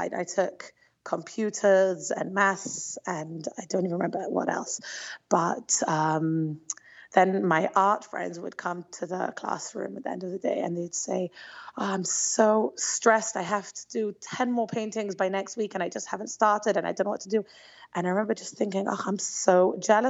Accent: London, United Kingdom; moved away as an adult; also born or lived in Israel; now in Antwerp, Belgium; I grew up in London, England, which is a pretty large Jewish community

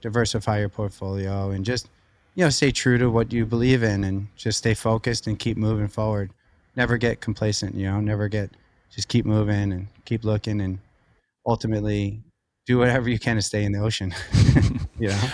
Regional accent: Long Beach, New York, United States; raised right on the beach in, uh, Lido and then Long Beach, New York, right in Long Island, an hour from the city

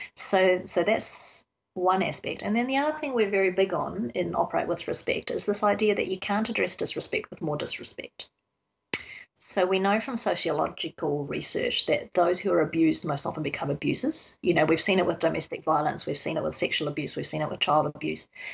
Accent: New Zealand; now in Australia; I grew up in New Zealand, and so my father is a paediatrician of some renown.

